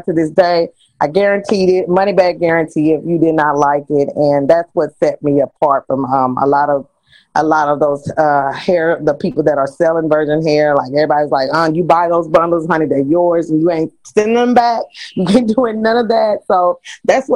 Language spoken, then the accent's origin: English; Kansas City, United States; moved away; I'm originally from Kansas City